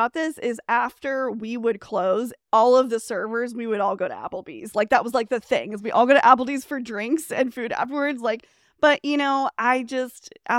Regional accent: Fresno, California, United States; also born or lived in Clovis; I grew up in Fresno, Clovis, you guys, for Central Valley of California, which like the reputation it lives up to its reputation.

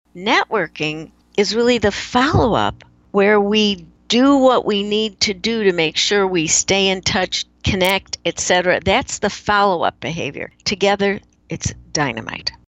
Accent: Chicago, Illinois, United States; moved away; I grew up in Chicago

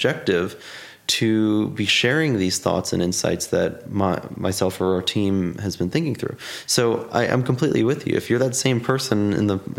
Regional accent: New York City, New York, United States; I grew up, born and raised in Staten Island

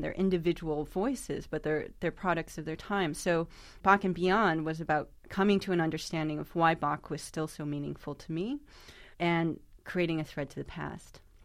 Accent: New York, United States; my hometown of New York.

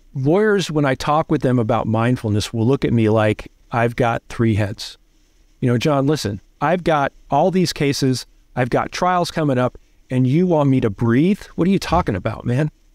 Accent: New Jersey, United States; I grew up in Jersey

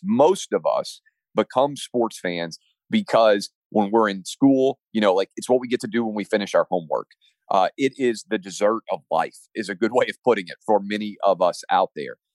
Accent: Tennessee, United States; I'm from Tennessee like Al Gore was.

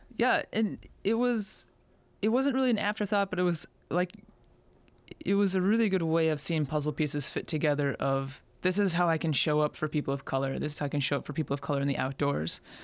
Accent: Superior Hiking Trail area, Minnesota, United States; moved away; also born or lived in Alaska; Superior Hiking Trail back in my hometown

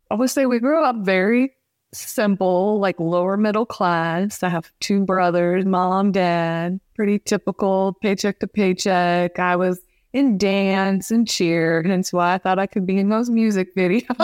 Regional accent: Midwest, United States; I grew up in the Midwest in a very small town, very rural

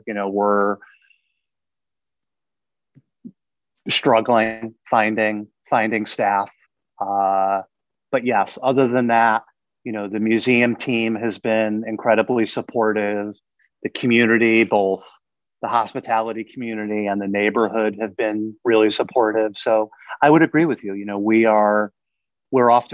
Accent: Connecticut, United States; moved away; also born or lived in New York; I'm from Connecticut

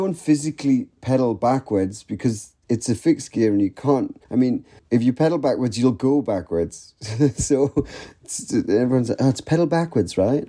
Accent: Newcastle upon Tyne, North East England, United Kingdom; I was born and bred in Newcastle upon Tyne, northeast of England.

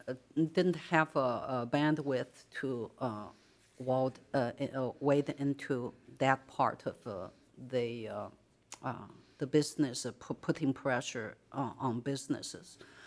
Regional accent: China; as I grew up in China, everybody of my age, younger, Hong Kong is this star.

